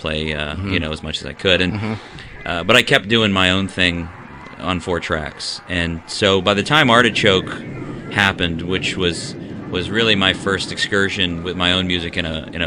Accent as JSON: {"language": "English", "area": "near Pittsburgh", "region": "Pennsylvania", "country": "United States", "tie": "born or raised there", "also_born_or_lived": "Nashville, Tennessee", "moved": "as an adult", "said": "I grew up near Pittsburgh"}